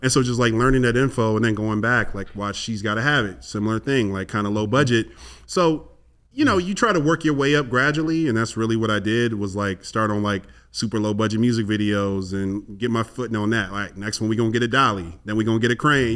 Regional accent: Chicago, Illinois, United States; I'm, I'm from Chicago as well

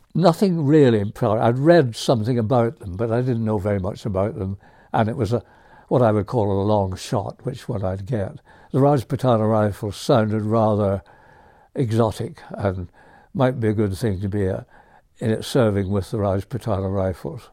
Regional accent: County Antrim, Northern Ireland, United Kingdom; moved away; I was born in Northern Ireland

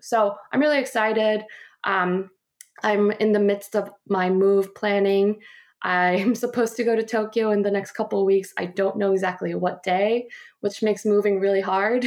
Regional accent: Guam; moved away as an adult; also born or lived in Seoul, South Korea / Warren, Ohio / Phoenix, Arizona; I grew up in Guam

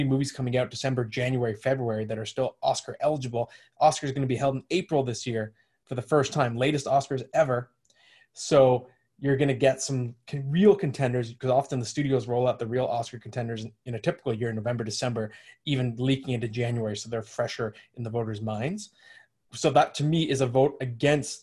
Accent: Ottawa, Ontario, Canada; moved away; I'm from Ottawa originally. I have a lot of family there still

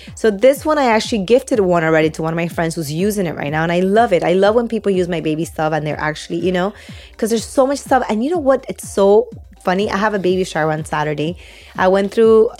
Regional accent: Peru; now in Miami, United States; I was born and raised in Peru.

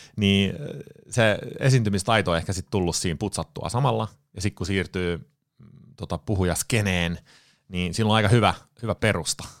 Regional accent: Sweden; moved away as an adult; now in Finland; Ruotsista kotoisin. Mut, mutsi ja Faija muutti Ruotsiin 74 tai 75. Synnyin sitten tota, Ruotsissa

